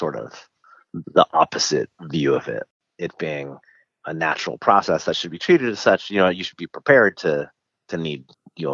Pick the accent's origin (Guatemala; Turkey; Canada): Guatemala; moved away; I'm from Guatemala, so I speak Spanish.